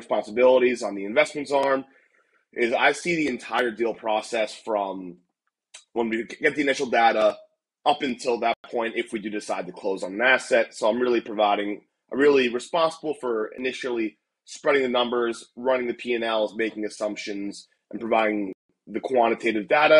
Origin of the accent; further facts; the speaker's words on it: Millbrook, New Jersey, United States; moved away as an adult; also born or lived in Ithaca, New York; now in San Francisco, United States; I'm originally from Millbrook, New Jersey, about 30 minutes outside of New York City.